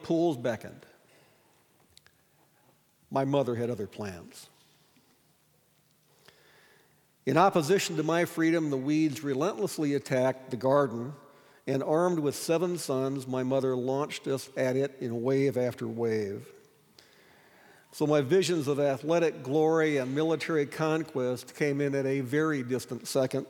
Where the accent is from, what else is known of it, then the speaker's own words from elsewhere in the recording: Sioux Falls, South Dakota, United States; I grew up in Sioux Falls